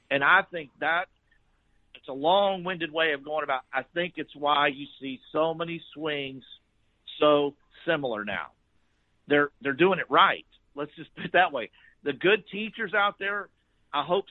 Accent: Fort Worth, Texas, United States; I grew up in Fort Worth

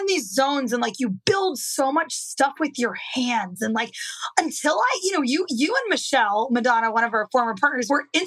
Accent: Midwest, United States; I grew up in the Midwest

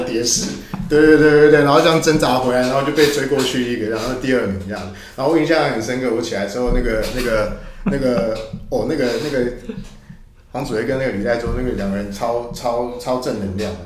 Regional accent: Taiwan; 小时候在台湾这样子的社会嘛

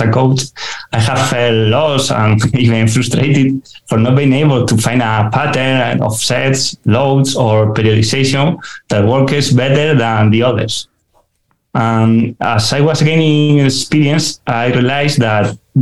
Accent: Spain; also born or lived in Granada; I'm from Spain, from a small town in the mountains

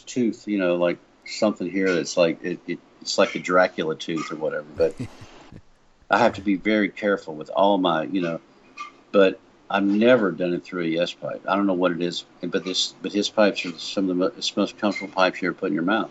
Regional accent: Meridian, Mississippi, United States; moved away; also born or lived in Nashville, Tennessee; I'm from Meridian, Mississippi

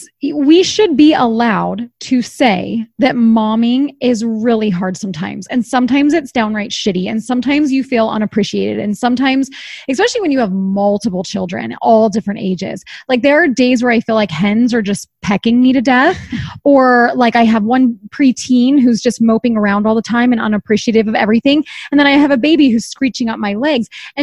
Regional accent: East Coast, United States; And I'm from the East Coast and I don't have family here.

